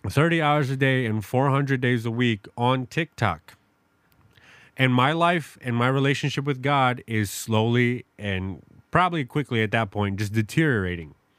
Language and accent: English; New York City, New York, United States; now in Madison, United States; I grew up in New York City